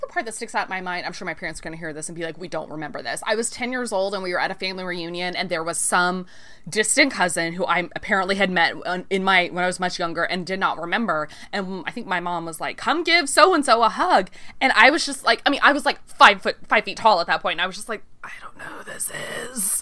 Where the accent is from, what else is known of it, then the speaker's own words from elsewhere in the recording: Texas, United States; I'm Texan